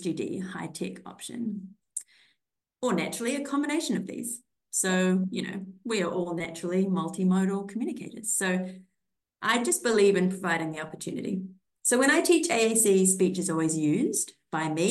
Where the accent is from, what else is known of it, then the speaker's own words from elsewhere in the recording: New Zealand; moved away as an adult; also born or lived in Austria; now in Australia; I'm from New Zealand